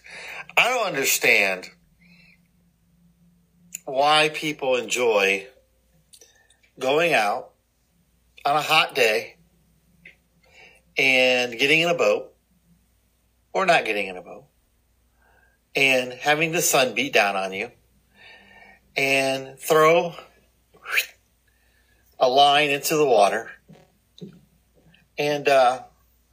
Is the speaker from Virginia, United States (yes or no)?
no; Cleveland, Ohio, United States; I grew up around Lake Erie in Cleveland